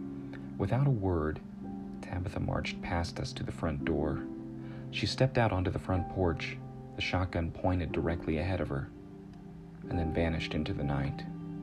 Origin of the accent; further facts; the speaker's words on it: South Carolina, United States; also born or lived in Florida / Utah; We moved from Florida to Utah, though I knew him where I grew up in South Carolina.